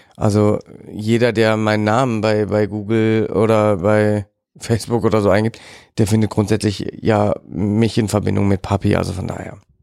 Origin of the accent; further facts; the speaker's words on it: Germany; bei uns in Deutschland